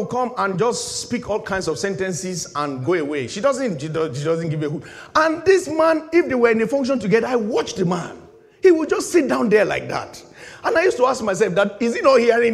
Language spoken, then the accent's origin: English; Nigeria; moved away; In my home country